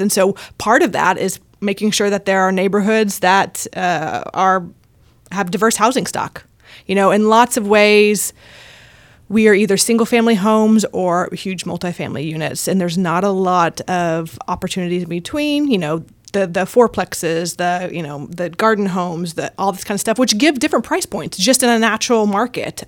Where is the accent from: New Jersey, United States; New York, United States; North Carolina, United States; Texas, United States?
Texas, United States; Houston; now in Austin, United States; I'm from Houston, um, but have lived the last doing quick math in my head. Eight, eight years, eight years here in Austin.